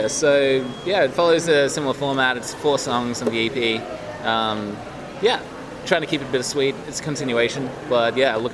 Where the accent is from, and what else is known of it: Australia; moved away; also born or lived in Winnipeg, Canada